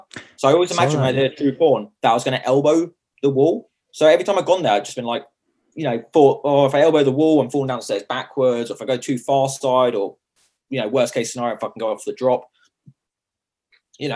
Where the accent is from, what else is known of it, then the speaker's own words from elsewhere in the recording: Chichester, South East England, United Kingdom; accent: strong Sussex; now in London, United Kingdom; I'm not from London. Got a strong Sussex accent.